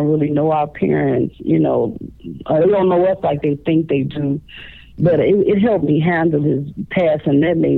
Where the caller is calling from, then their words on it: Chicago, Illinois, United States; I'm calling from Chicago, Illinois.